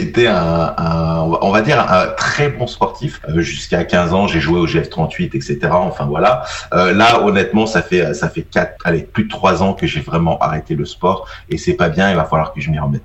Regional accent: Isère, Auvergne-Rhône-Alpes, France; je suis originaire donc de l'Isère, donc en gros j'habite entre Grenoble et Valence

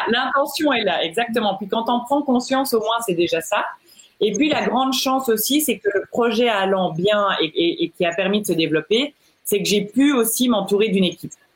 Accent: Belgium; moved away as an adult; now in Geneva, Switzerland; je suis belge.

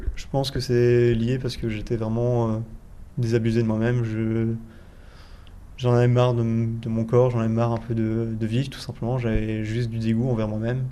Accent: Belgium; je suis belge

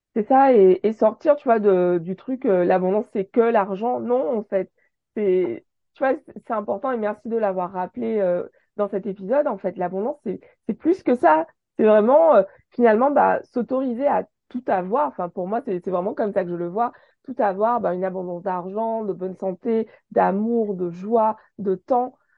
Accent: Guadeloupe; chez nous en Guadeloupe

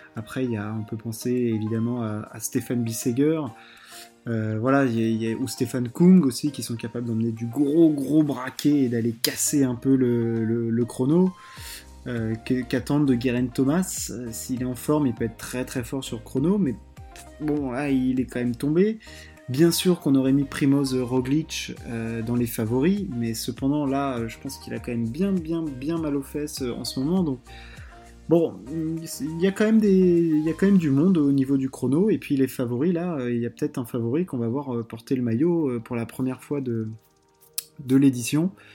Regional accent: France; on est français

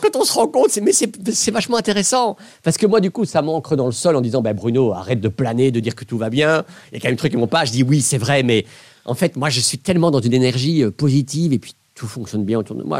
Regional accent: Belgium; Je venais de Belgique

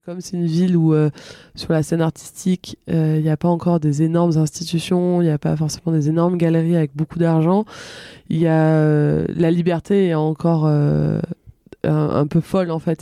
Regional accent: Villedieu, Provence-Alpes-Côte d'Azur, France; also born or lived in Marseille; j'ai grandi là où je vis actuellement, enfin où je partage ma vie, donc à Villedieu

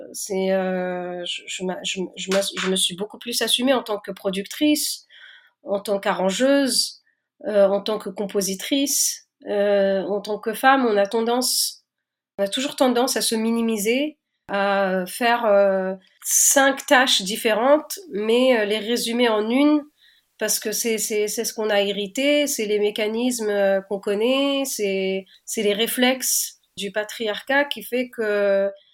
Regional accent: Tunis, Tunis Governorate, Tunisia; je suis née à Tunis et j'ai grandi là-bas

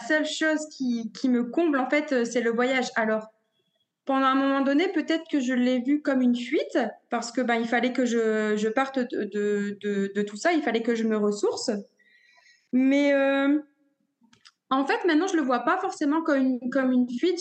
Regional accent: a small village near Dunkirk, Hauts-de-France, France; moved away as an adult; now in Mexico; je viens du nord de la France, originaire d'un petit village euh, près de Dunkerque

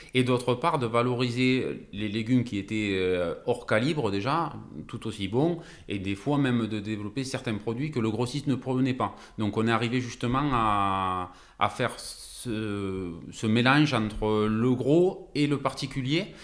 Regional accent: Narbonne, Occitania, France; nous on est originaire de, ben, de Narbonne, exactement de Vildaigne, depuis tout le temps

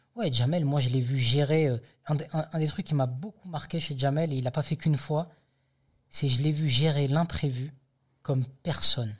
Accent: the South, south of France, France; moved away; je suis originaire du Sud

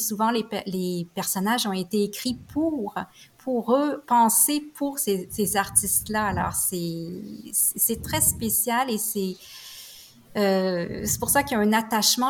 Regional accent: Quebec, Canada; ça l'a vraiment bercé mon enfance avec euh, avec les tubes qui jouaient bien sûr à la radio, mais aussi comme référence parce qu'en tant que québécoise

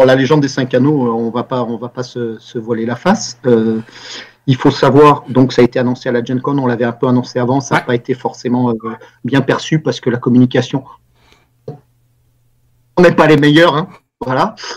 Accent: France; en tant que Français, européen, mais Français

